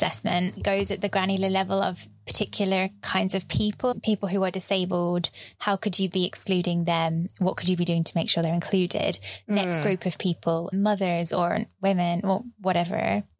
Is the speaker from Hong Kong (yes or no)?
no; United Kingdom; As a British person.